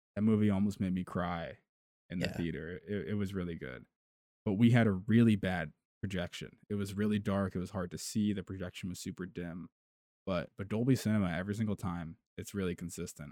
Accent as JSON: {"language": "English", "country": "United States", "said": "We're we're American"}